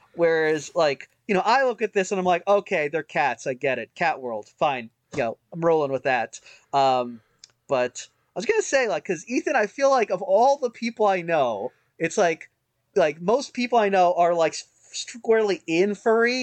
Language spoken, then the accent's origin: English; United States; I'm an American